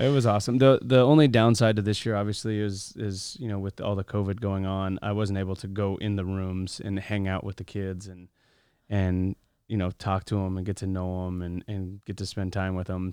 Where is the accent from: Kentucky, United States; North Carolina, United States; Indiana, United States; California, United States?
California, United States; Los Angeles; growing up in Los Angeles